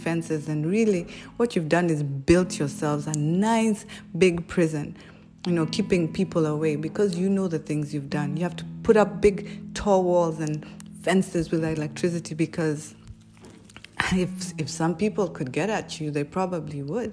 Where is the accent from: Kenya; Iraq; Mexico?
Kenya; We as Kenyan people